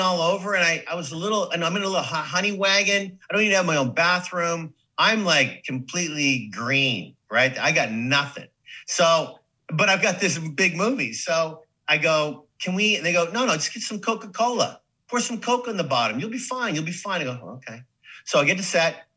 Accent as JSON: {"language": "English", "town": "Saskatoon", "region": "Saskatchewan", "country": "Canada", "tie": "born or raised there", "also_born_or_lived": "New York / Hollywood", "moved": "as an adult", "lives_now": "United States", "said": "living the life in Saskatoon"}